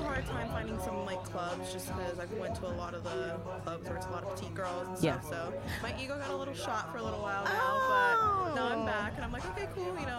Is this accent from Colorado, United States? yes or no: yes; Colorado, United States; also born or lived in Fort Myers, Florida; now in Key West, United States; I am from Key West. I live in Key West right now. I was born in Fort Myers, long story short, grew up in Colorado. Now I'm in Key West.